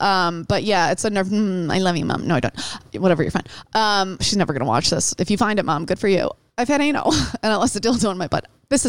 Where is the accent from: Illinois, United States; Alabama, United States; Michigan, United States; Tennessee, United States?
Michigan, United States; Detroit; born or raised there